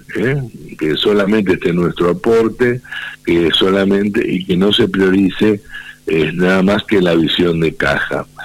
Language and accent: Spanish; Mechongué, Buenos Aires Province, Argentina; de Mechonguén, en mi pueblo